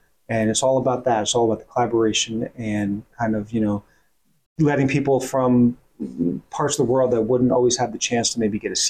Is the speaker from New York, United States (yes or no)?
yes; Woodstock, New York, United States; In the Hudson Valley.